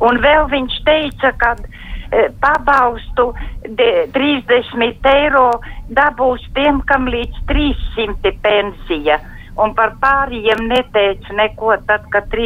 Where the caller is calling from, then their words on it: Latvia; Šeit es no Latvijas pir, pirmo reizi jums zvanu.